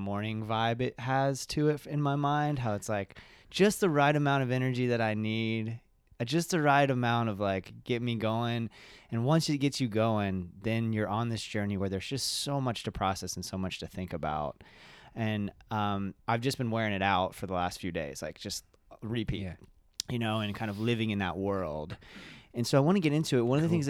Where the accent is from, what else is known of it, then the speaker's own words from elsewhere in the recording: Elizabethtown, Kentucky, United States; I'm from Elizabethtown originally.